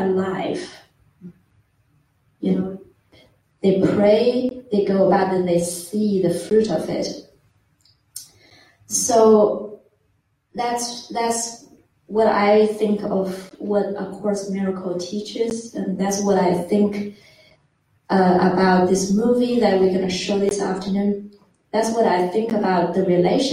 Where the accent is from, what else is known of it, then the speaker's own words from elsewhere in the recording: China; moved away as an adult; also born or lived in Australia; I'm from China